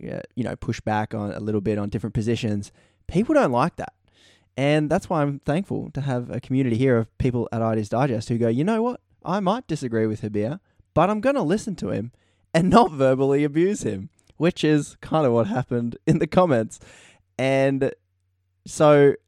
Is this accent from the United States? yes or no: no; Australia; accent: Australian; my Australian accent